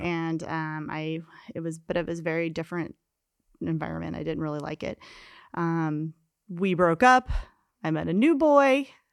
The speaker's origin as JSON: {"language": "English", "town": "Kansas City", "country": "United States", "tie": "born or raised there", "moved": "as an adult", "said": "I grew up in Kansas City, and, um, I l left there, uh, right when I turned eighteen"}